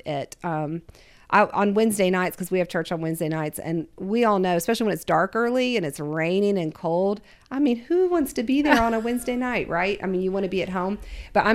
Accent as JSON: {"language": "English", "region": "Ohio", "country": "United States", "tie": "born or raised there", "moved": "yes", "said": "I grew up in Ohio for a good amount of my life."}